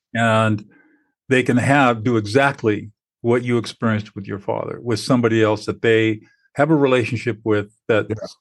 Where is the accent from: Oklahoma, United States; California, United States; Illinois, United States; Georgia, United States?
California, United States; Southern; I grew up in Southern California